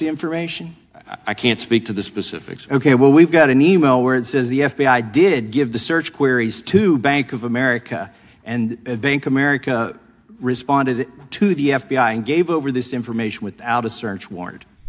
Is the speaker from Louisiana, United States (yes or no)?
yes; Louisiana, United States; my home state of Louisiana